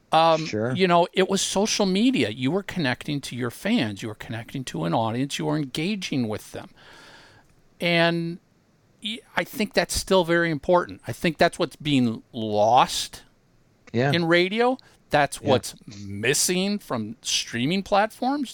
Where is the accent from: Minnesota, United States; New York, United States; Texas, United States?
Minnesota, United States; growing up in Minnesota